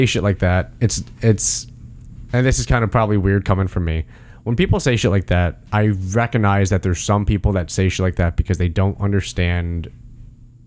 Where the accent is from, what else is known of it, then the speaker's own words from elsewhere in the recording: United States; I'm an American